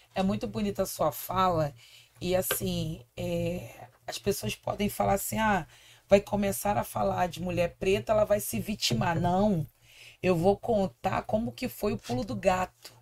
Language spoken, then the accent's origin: Portuguese; Rio de Janeiro, Brazil; Eu nasci no Morro do Cantagalo, uhum. em Copacabana, no Rio de Janeiro. Então eu sou garota Zona Sul